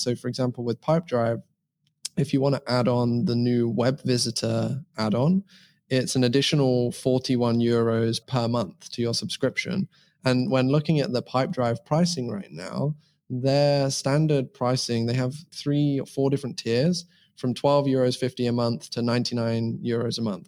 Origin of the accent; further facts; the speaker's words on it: England, United Kingdom; now in Estonia; I'm originally from England. You can probably tell that I live in Estonia now